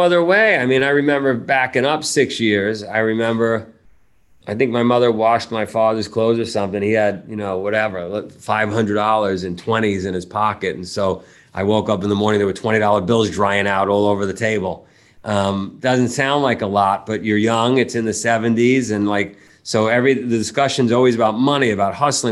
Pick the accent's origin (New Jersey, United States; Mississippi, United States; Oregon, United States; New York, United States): New York, United States; New York City; moved away as an adult; also born or lived in Vermont; we grew up, my family lived in Ground Zero for that movie, right, right in Howard Beach